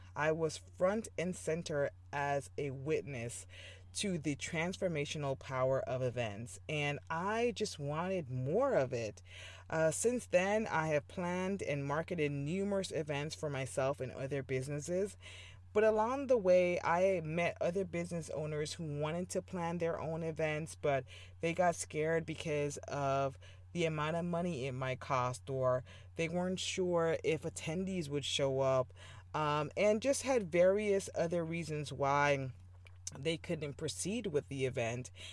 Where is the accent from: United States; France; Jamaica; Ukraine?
Jamaica; moved away as an adult; I was born in Jamaica and I moved here for college